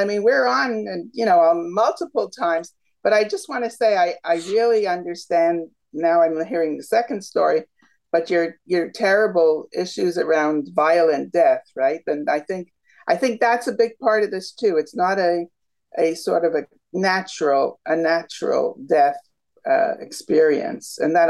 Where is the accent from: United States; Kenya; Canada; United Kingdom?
Canada; Toronto, Ontario; Toronto. We're Canadians.